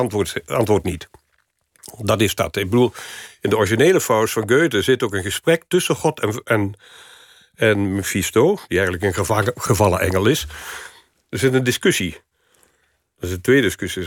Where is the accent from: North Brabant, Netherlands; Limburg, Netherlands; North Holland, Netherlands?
Limburg, Netherlands; Venlo; moved away; in de provincie, ehm, waar niks was in Venlo waar ik opgroeide